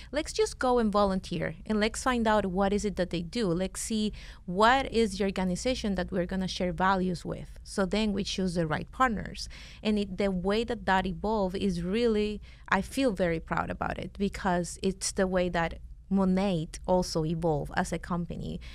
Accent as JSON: {"language": "English", "country": "Venezuela", "second_language": "English", "moved": "yes", "lives_now": "United States", "said": "we're from Venezuela"}